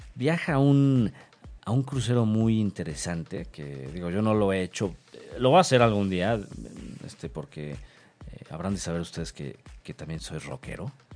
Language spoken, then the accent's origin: Spanish; Mexico; como buen mexicano que cruza fronteras